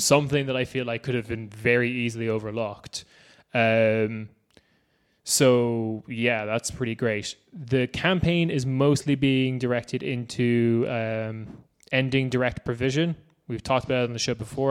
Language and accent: English; Ireland; we're Irish